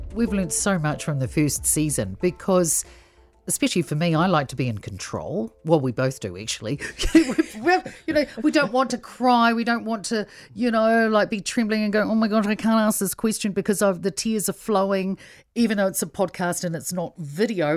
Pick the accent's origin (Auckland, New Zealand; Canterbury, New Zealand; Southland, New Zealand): Southland, New Zealand; Invercargill; English is a second language; also born or lived in Samoa; being Samoan, my parents moved straight down to Invercargill and they didn't have very much money